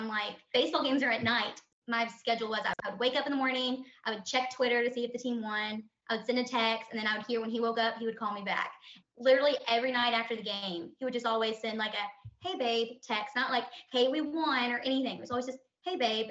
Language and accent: English; Kentucky, United States; also born or lived in Louisville, Kentucky; Right now, we live in Louisville, Kentucky, but that could always change, but we're both from Kentucky, so that's where we're calling home for right now